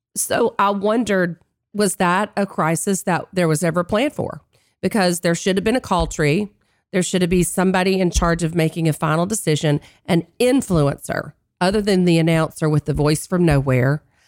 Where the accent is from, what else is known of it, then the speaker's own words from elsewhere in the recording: North Carolina, United States; moved away; being in my home state of North Carolina with my family